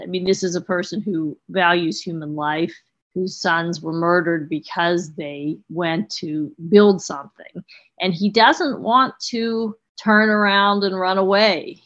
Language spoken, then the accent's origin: English; United States; as an American